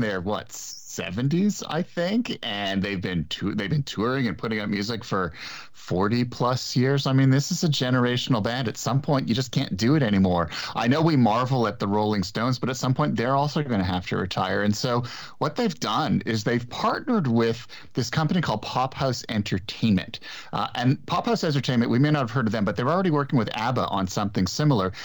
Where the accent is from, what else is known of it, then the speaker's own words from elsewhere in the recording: Montreal, Quebec, Canada; now in Toronto, Canada; I grew up in Montreal